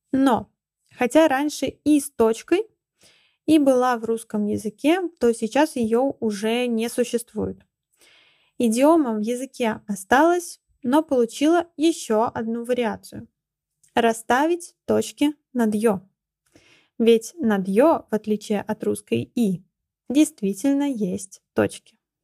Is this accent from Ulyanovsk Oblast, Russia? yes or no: yes; Ulyanovsk, Ulyanovsk Oblast, Russia; Я родилась в Ульяновске, который раньше назывался Симбирском